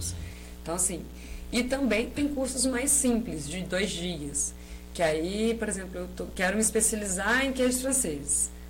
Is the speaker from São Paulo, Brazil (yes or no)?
yes; São José do Rio Preto, São Paulo, Brazil; eu fui criado em Rio Preto.